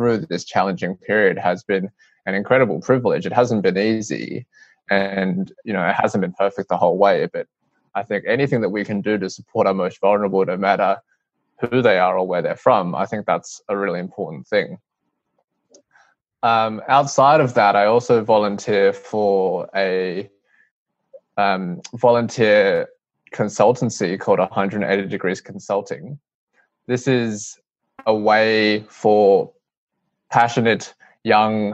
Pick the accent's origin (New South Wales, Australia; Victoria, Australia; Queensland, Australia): Queensland, Australia; Brisbane; I grew up in Brisbane, and my parents were migrants from Hong Kong. I was born in Brisbane.